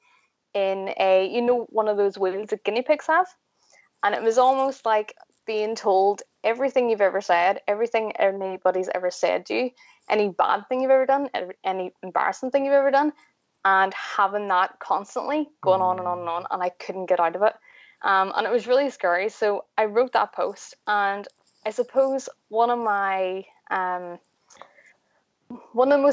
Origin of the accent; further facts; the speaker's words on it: Belfast, Northern Ireland, United Kingdom; I am from Belfast in Northern Ireland